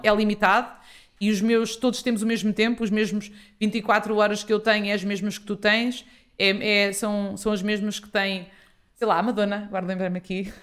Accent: Ribatejo, Portugal; sou ribatejana, uh, sou filha de pais agricultores

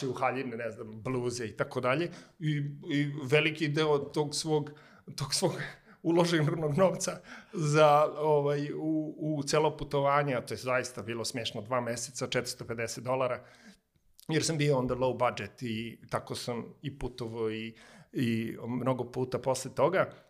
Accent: Smederevska Palanka, Šumadija and Western Serbia, Serbia; moved away as an adult; also born or lived in Belgrade / China; ja sam iz Smederevske palanke i mi smo palančani, kad smo došli u, u Beograd

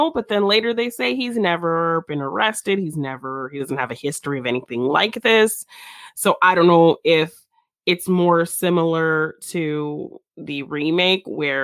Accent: United States; I'm not an American, but I am American raised for a big chunk of my life

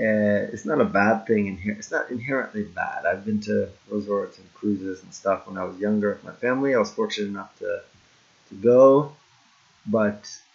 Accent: Jamaica; that's when I first started stepping into owning my blackness and not just saying, oh, I'm Jamaican, dance hall, let me rock the colors and my family.

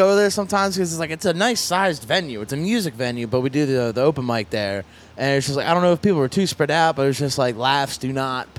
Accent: Lancaster, Pennsylvania, United States; right now I'm telling everybody I'm from Philly just because if I'd be like, oh, I'm from Lancaster, people are like, well, where's Lancaster? I'm like, it's outside of Philly.

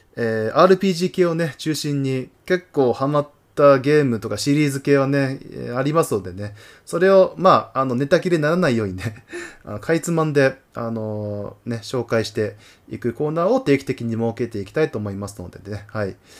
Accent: Tohoku, Japan; 私、まあ、根っからの東北人なので

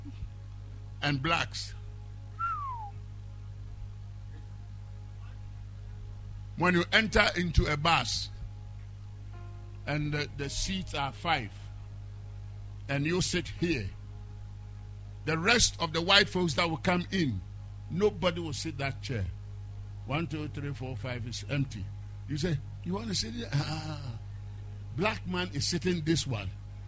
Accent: Ghana; moved away as an adult; I'm from Ghana

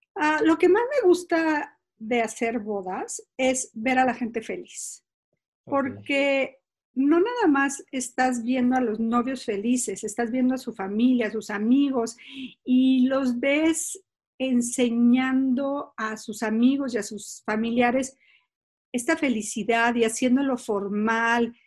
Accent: San Miguel de Allende, Guanajuato, Mexico; moved away as an adult; decidí que quería regresar a San Miguel Allende, donde es mi pueblo

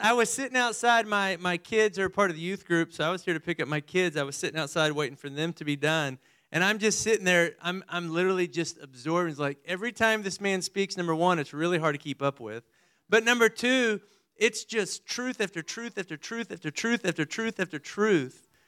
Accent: Amarillo, Texas, United States; also born or lived in Midland/Odessa, Texas; I was born in further west Texas, over by Midland and Odessa, and then moved to Amarillo

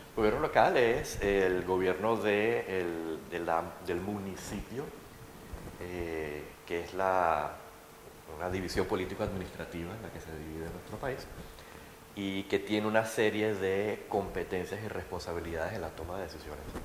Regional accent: Panama; yo soy urbanista, estoy aquí, soy panameño

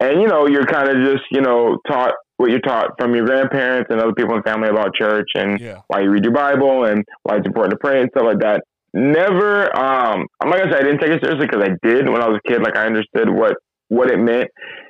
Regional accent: California, United States; California, born and raised

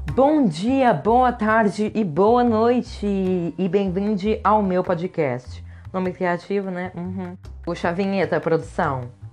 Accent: Brazil

